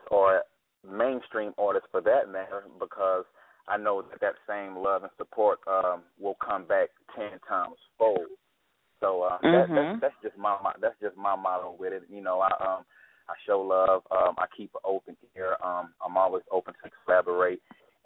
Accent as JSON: {"language": "English", "town": "Asheville", "region": "North Carolina", "country": "United States"}